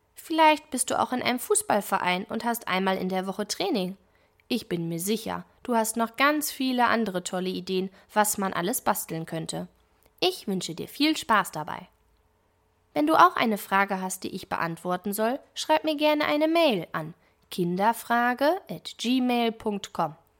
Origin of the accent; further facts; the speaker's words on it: Germany; Bei uns in Deutschland